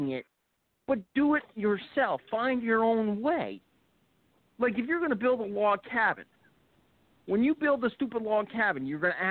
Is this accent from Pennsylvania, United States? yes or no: yes; Delaware Valley, Pennsylvania, United States; I was growing up in Delaware Valley